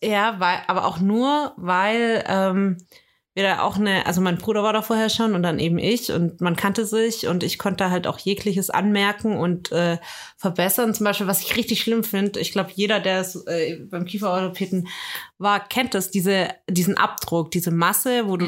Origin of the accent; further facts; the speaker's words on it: Swabia, Germany; Ich bin Schwabe.